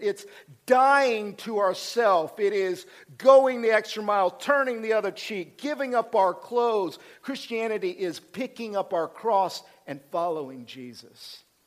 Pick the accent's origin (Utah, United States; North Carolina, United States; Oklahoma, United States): Oklahoma, United States; I'm from Oklahoma